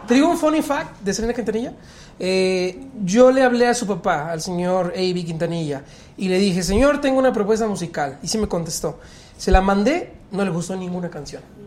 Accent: Progreso Industrial, State of Mexico, Mexico; Progreso Industrial es en mi pueblo

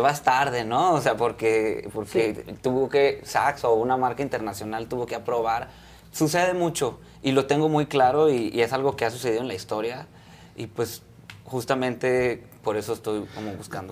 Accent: Culiacán, Sinaloa, Mexico; now in Mexico City, Mexico; yo soy de Culiacán, y yo me vine a la Ciudad de México

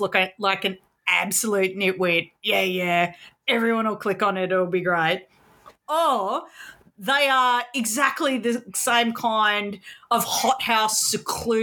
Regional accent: Sydney, New South Wales, Australia; I grew up in Sydney in suburbs

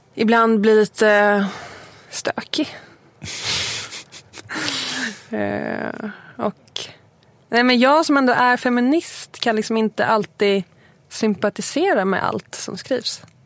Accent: Huddinge, Stockholm County, Sweden; also born or lived in Lidingö / Östermalm, Stockholm; now in Stockholm, Sweden; jag är uppvuxen i Segeltorp utanför Huddinge

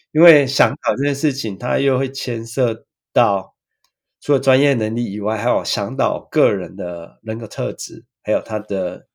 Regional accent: Taiwan; moved away as an adult; now in Miyagi, Japan; 我小时候看到的东西跟日本人不一样，然后还有 台湾跟日本的文化有一些一样的东西

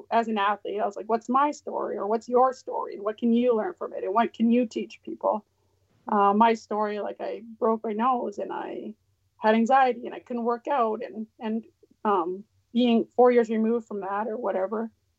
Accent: Champagne and Aishihik First Nations, Yukon, Canada; I'm from the Champagne Ajax First Nation in the Yukon, Southern Toshone

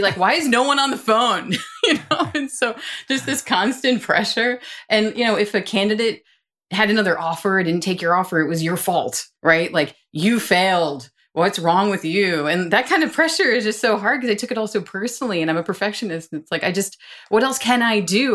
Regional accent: New York, United States; moved away as an adult; also born or lived in Boston / Washington, D.C.; now in Austin, United States; I'm from New York and wanted to work in New York

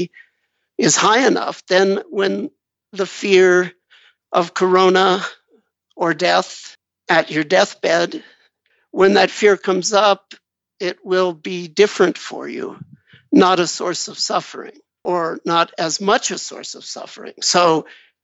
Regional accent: Los Angeles, California, United States; I was born in the West, but Los Angeles, California, to be specific

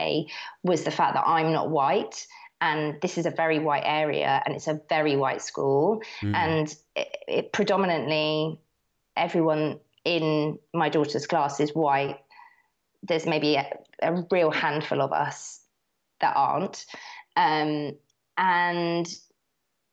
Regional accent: Herne Bay, South East England, United Kingdom; I grew up in Herne Bay.

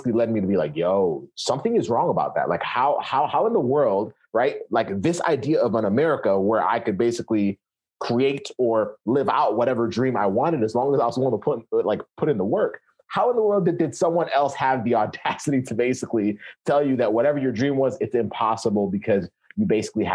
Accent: Kenya; now in United States; I was born in Kenya. So I came to the US.

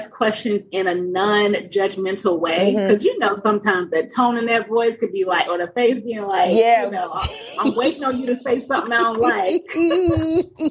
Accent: Atlanta, Georgia, United States; I was raised in Atlanta, Southern, we're Baptist

